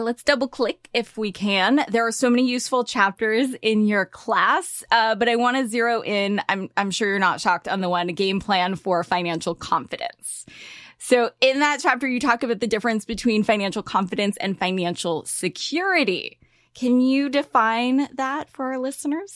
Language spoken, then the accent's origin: English; California, United States; I grew up in California